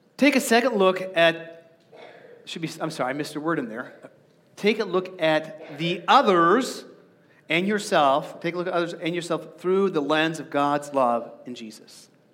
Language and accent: English; Arizona, United States; I grew up in Arizona and the baking sun is really toasty